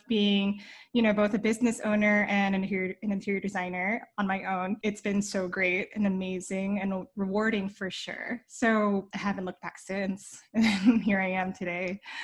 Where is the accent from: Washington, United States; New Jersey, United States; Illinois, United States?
New Jersey, United States; moved away as an adult; also born or lived in New York City; now in Los Angeles, United States; I was raised in New Jersey and I lived in New York for almost a decade